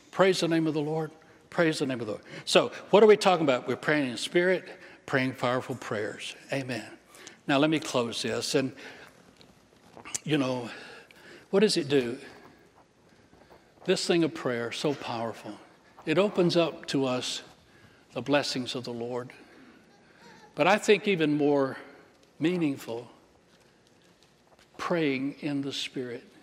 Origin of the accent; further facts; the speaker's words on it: England, United Kingdom; I'm English. I don't, I don't speak other languages, only little parts and pieces.